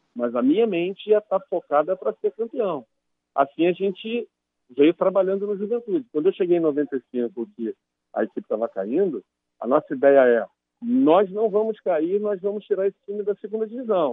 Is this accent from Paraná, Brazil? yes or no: no; Rio de Janeiro, Brazil; moved away as an adult; eu sou carioca, eu sou nascido no subúrbio do Rio de Janeiro